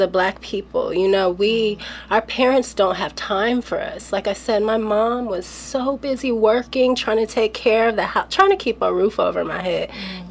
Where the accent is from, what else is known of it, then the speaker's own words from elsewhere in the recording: Los Angeles, California, United States; me growing up